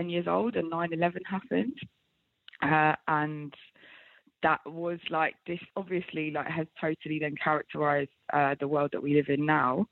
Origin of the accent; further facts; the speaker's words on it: London, United Kingdom; growing up in London